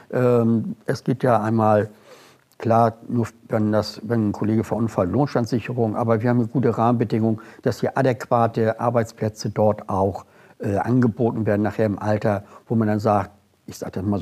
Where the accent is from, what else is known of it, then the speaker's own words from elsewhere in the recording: Hamburg, Germany; Ich bin Hamburger durch und durch